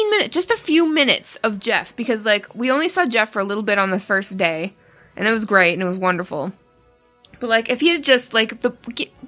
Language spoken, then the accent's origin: English; Canada; I, as a Canadian, I felt rude